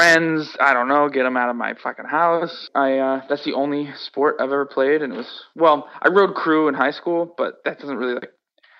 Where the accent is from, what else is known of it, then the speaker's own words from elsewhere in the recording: Worcester, Massachusetts, United States; But also growing up in Worcester obviously made the band because I met the people that also lived in Worcester